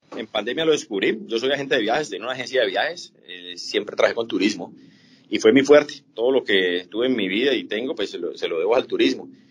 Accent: Colombia; los colombianos somos muy aficionados

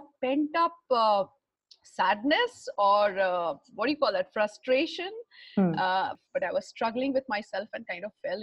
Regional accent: Patna, Bihar, India; I was born in Patna in Bihar and way back in early 1970s and in a very orthodox Thakur family.

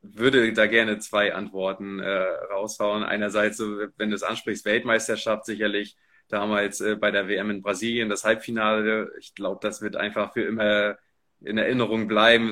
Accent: Rostock, Mecklenburg-Vorpommern, Germany; als, als Rostocker Jung

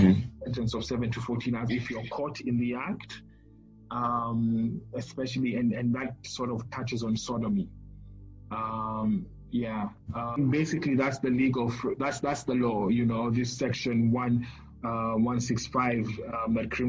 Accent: Kenya; a gay Kenyan

